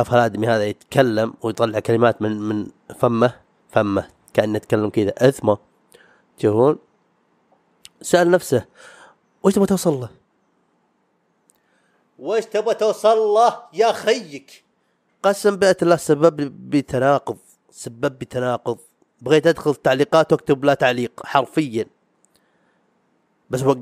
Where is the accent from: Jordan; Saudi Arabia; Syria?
Saudi Arabia; حق ديرتنا حق الديره يعني السعوديه